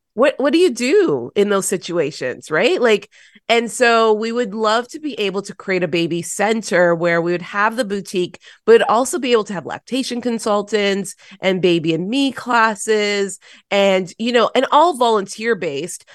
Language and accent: English; Toronto, Ontario, Canada; I grew up in Toronto City Housing